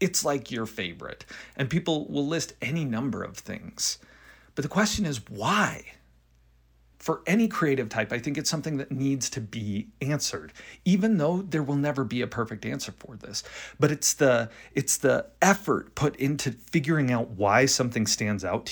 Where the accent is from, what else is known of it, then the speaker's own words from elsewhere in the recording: Rexburg, Idaho, United States; I grew up in Rexburg, Idaho